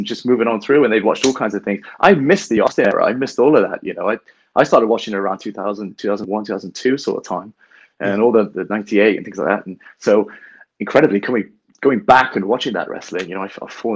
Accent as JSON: {"language": "English", "town": "Bath", "region": "South West England", "country": "United Kingdom", "also_born_or_lived": "Bristol", "said": "I'm from Bath, which is way down south, and we don't have a lot of wrestling go on there at all"}